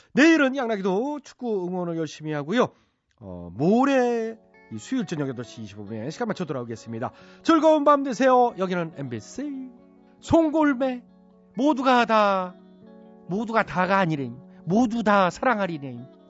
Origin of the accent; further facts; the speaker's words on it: Chungcheong, South Korea; 저도 좀 고향이 충청도인데